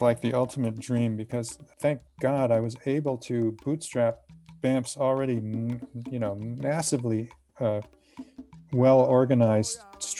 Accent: United States; moved away as an adult; also born or lived in Victoria, Canada; now in Canada; I grew up in the United States

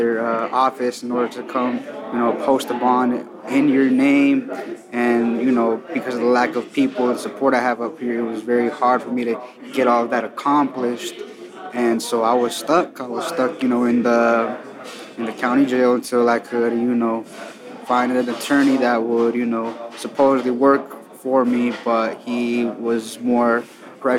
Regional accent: California, United States; now in Ohio, United States; I grew up in California

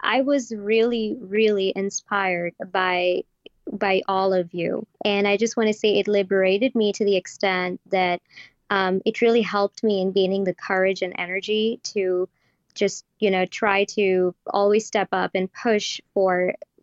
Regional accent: Pakistan; now in Toronto, Canada; I live in Toronto, but I'm from Pakistan

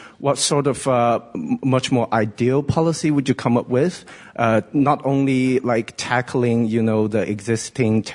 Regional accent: Yunnan, China; moved away as an adult; now in London, United Kingdom; I'm from China, Yunnan, and my hometown was one who suffered from the terrorist attack in 2014.

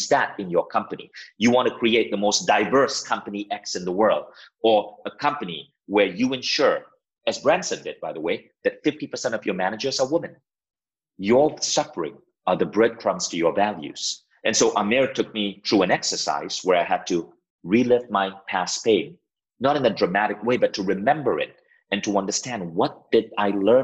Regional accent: Malaysia; moved away as an adult; also born or lived in United States; now in Estonia; I had to move back to my home country, Malaysia

